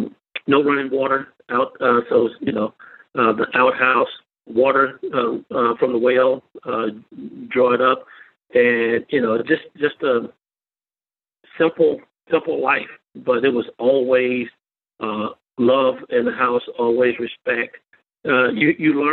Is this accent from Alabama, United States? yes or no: yes; York, Alabama, United States; I grew up in the Millville community, which is outside of York, Alabama.